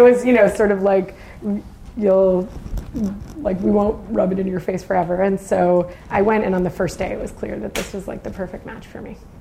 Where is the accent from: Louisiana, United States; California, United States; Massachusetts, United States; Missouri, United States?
Massachusetts, United States; Boston; moved away as an adult; also born or lived in Nashua, New Hampshire; now in San Francisco, United States; we then moved to Massachusetts when I was nine, and I spent my whole growing up saying I was not from there. I was from New Hampshire, but then I spent about 30 years there, so I guess now I'm really from Boston.